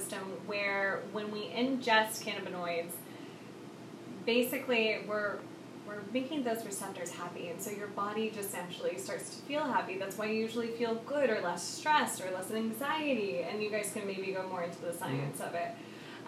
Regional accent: Oklahoma, United States; I grew up in Oklahoma

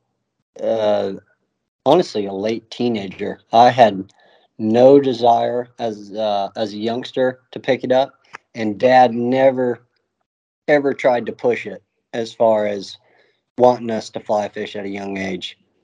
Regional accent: Florida Keys, United States; now in Apalachicola, United States; I grew up in the Keys as a youngster

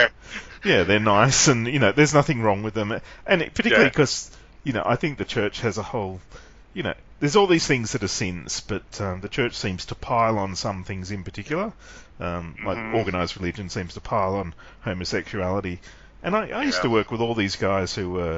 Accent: Sydney, New South Wales, Australia; we grew up in Sydney

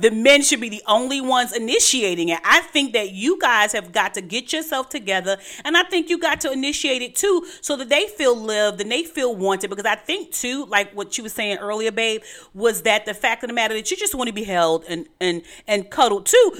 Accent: New York City, New York, United States; I'm from Brooklyn

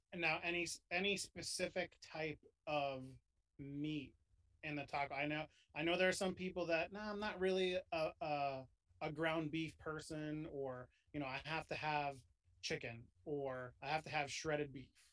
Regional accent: New York, United States; I grew up in New York.

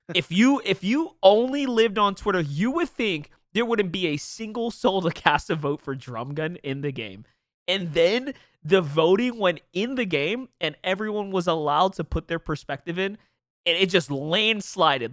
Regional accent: New York, United States; I'm from New York

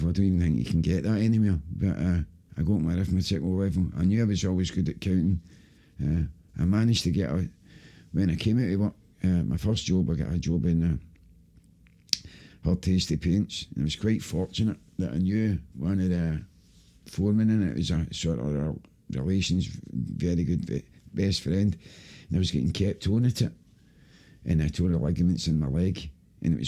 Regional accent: Glasgow, Scotland, United Kingdom; I grew up in Pollock, Dolman Side Road in Pollock.

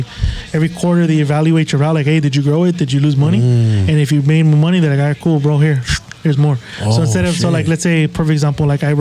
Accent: El Monte, California, United States; I was born in Montes.

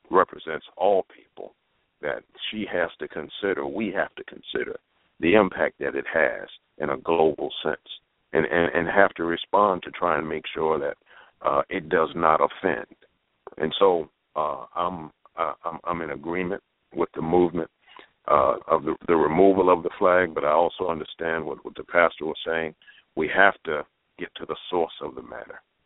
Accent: Southern Virginia, United States; growing up in Southern Virginia, in the rural part of Virginia

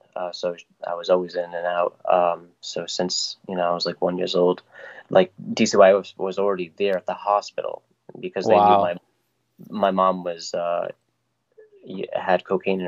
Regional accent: Woonsocket, Rhode Island, United States; I was born and raised in Rhode Island

